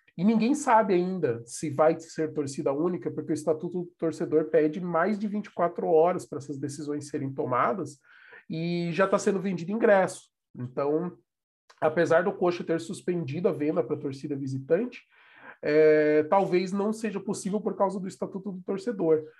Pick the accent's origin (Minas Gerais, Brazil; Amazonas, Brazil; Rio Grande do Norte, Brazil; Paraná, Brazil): Paraná, Brazil; Curitiba; nós somos de Curitiba